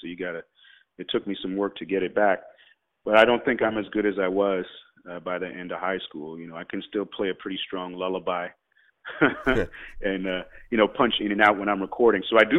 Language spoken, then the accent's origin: English; Canada; don't know if being Guyanese played a part so much as being, I don't think it played a part as large as being Canadian